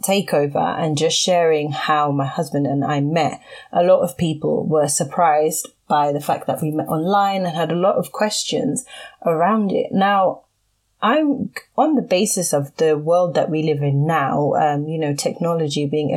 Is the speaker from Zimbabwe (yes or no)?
yes; Zimbabwe; I'm from Zimbabwe and my husband is from Nigeria